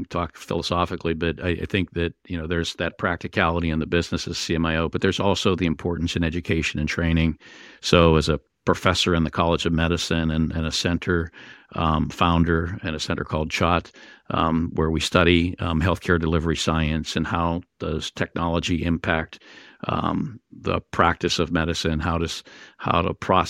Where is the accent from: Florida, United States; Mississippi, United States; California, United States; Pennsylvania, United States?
Pennsylvania, United States; born there; the hospital I was born in Western Pennsylvania